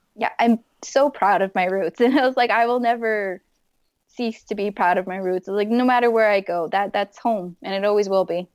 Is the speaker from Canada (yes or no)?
yes; Fort McMurray, Alberta, Canada; moved away; someone that's been born and raised in Fort McMurray